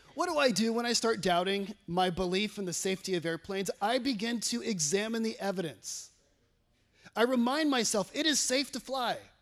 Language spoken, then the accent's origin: English; California, United States; moved away as an adult; now in Batesville, United States; I'm from California